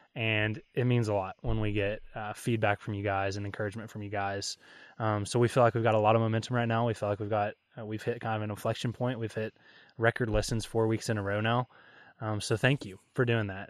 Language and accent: English; Kentucky, United States; I'm born and raised in Kentucky